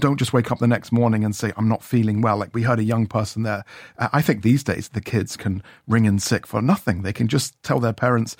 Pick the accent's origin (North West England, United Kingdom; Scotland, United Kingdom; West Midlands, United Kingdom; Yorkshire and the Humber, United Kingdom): Scotland, United Kingdom; growing up in Scotland